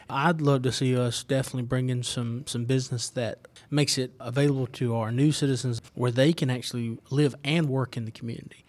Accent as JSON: {"language": "English", "town": "Winder", "region": "Georgia", "country": "United States", "tie": "born or raised there", "said": "I'm from Winder. I was raised in Winder"}